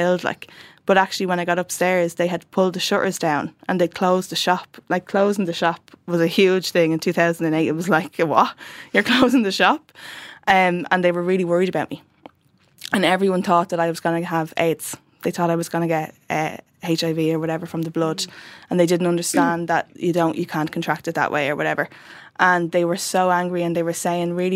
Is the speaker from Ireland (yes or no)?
yes; Dublin, Leinster, Ireland; I grew up in the South Inner City in between two flat complexes, Fatima Mansions and Dolphin House